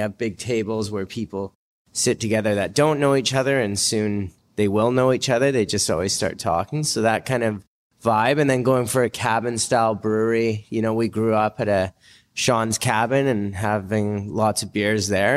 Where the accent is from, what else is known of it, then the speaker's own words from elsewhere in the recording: North Shore, British Columbia, Canada; we're all from North Shore